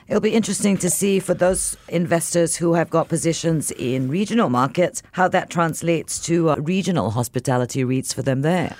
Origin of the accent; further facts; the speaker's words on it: Singapore; as a Singaporean